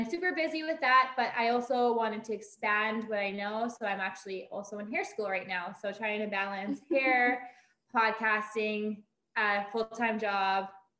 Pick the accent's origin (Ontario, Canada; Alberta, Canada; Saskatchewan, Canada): Alberta, Canada; Lac La Biche; I am 26. I'm originally from Lac La Biche, Alberta. So a small town 2 hours north of Edmonton.